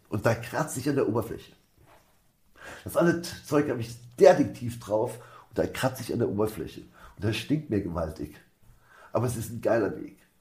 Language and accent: German; Germany